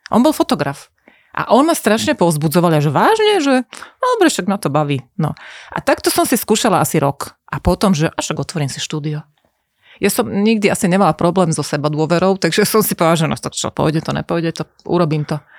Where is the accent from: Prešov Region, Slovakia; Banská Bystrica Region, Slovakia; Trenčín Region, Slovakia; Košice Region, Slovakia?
Košice Region, Slovakia; Košice; Že ja som mala 14, došli sme s mamou z Košíc na vlaku a ty si nás fotila v nejakom byte.